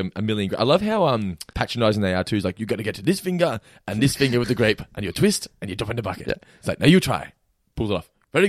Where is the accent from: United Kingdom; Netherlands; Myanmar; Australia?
Australia